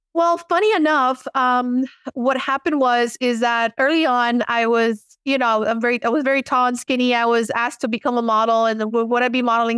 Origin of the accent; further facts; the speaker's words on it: Miami, Florida, United States; accent: Miami Cuban American; I was born and raised in Miami, Florida.